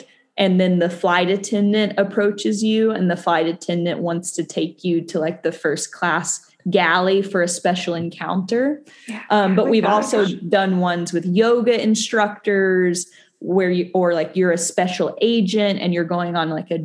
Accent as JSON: {"language": "English", "region": "Tennessee", "country": "United States", "tie": "born or raised there", "said": "I grew up in Tennessee and I had a really conservative upbringing"}